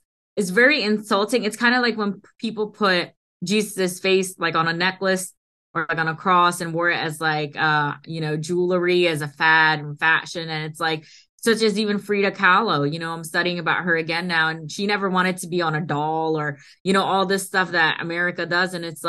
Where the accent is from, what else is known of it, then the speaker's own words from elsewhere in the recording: India; first language Hindi; English is a second language; I have the accent because, you know, I'm from India and Hindi is my native tongue.